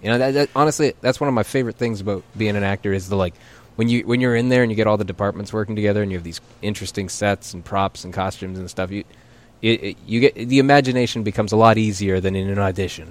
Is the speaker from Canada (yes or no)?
yes; Calgary, Alberta, Canada; moved away; I grew up in Calgary